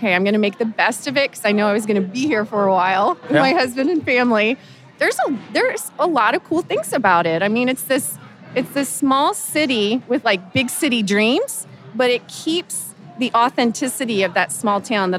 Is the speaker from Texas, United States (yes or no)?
yes; Houston, Texas, United States; moved away as an adult; now in Kansas City, United States; growing up in Houston